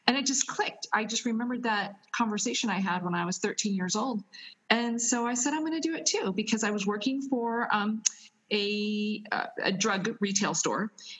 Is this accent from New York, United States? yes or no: no; Westminster, California, United States; moved away as an adult; now in Italy; I'm originally from Southern California, Westminster, California.